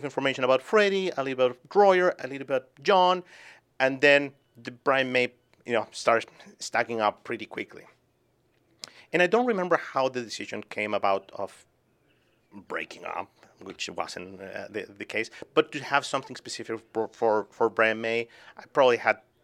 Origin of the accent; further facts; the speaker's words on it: Chile; moved away as an adult; also born or lived in Boston, United States; now in New Hampshire, United States; I was born and raised in Chile.